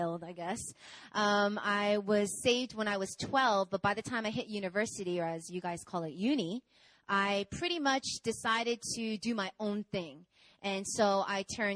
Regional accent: New York, United States; I'm from America. I was born and raised in New York

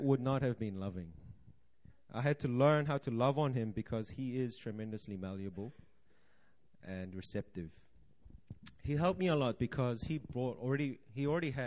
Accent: Auckland, New Zealand; now in Seoul, South Korea; I grew up in Auckland, New Zealand

